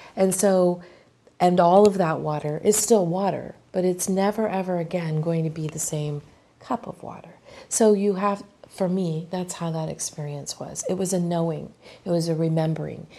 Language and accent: English; Maryland, United States; I'm from Maryland.